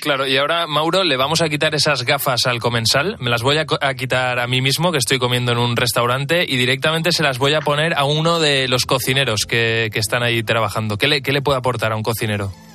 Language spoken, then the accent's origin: Spanish; Valencian Community, Spain; now in Madrid, Spain; yo soy valenciano y vivo aquí en Madrid